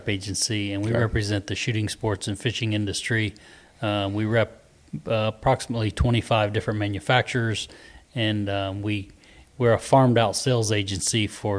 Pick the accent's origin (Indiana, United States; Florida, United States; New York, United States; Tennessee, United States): Florida, United States; born or raised there; also born or lived in North Palm Beach, Florida